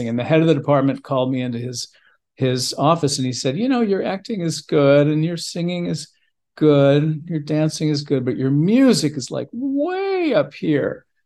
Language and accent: English; St. Louis, Missouri, United States; Born and raised in St. Louis, Missouri. That is correct. I love being from St. Louis. I had a fantastic upbringing, and I sort of discovered who I was in St. Louis.